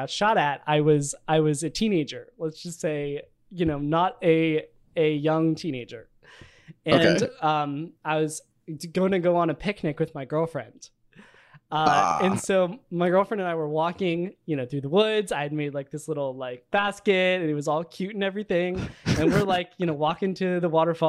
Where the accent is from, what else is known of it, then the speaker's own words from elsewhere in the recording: Virginia, United States; I grew up in Virginia